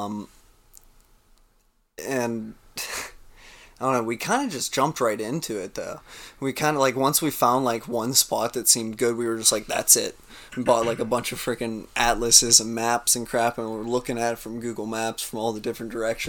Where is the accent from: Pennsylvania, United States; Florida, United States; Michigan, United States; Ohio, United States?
Pennsylvania, United States; Western; we're from Western Pennsylvania.